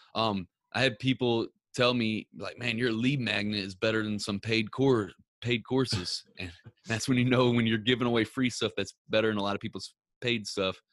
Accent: Ferguson, Missouri, United States; I grew up in uh, Ferguson, Missouri

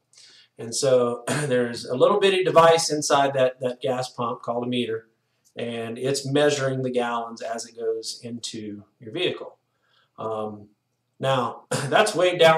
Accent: Louisiana, United States; moved away as an adult; also born or lived in Texas; now in Golden, Colorado, United States; born and raised in Louisiana

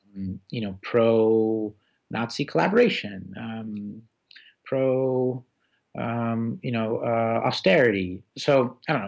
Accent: Boston, Massachusetts, United States; also born or lived in Moscow, Russia; my parents came over with me and my sister uh, when I was six in 1981. Um, and so uh, I grew up in Boston

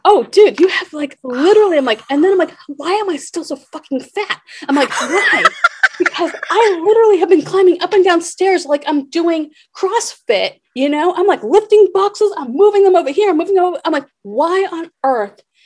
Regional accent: Boston, Massachusetts, United States; moved away; also born or lived in New York / Cincinnati / Seattle; I grew up in Boston, I lived in New York, I lived in Cincinnati.

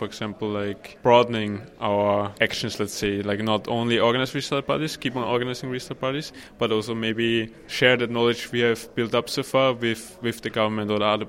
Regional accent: Austria; now in Barcelona, Spain; I'm from Austria, but I live in Barcelona

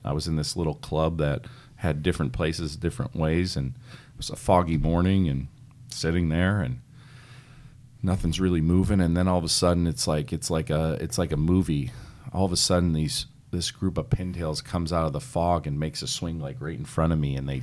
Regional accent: Pennsylvania, United States; I grew up in Pennsylvania

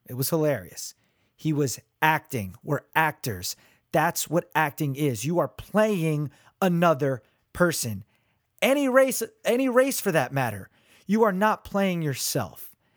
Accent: Neptune, New Jersey, United States; I grew up in Neptune, New Jersey

